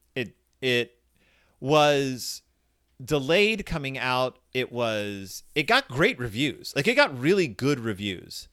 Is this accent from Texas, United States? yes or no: yes; Texas, United States; born or raised there